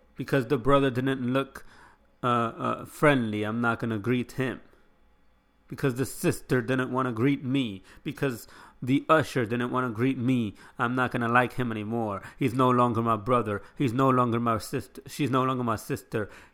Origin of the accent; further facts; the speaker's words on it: United States; I live in this country